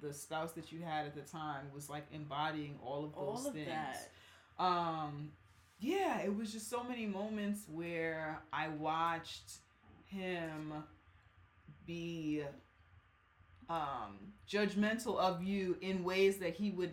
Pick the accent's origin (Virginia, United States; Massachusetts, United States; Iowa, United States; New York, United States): New York, United States; We in New York. This is my hometown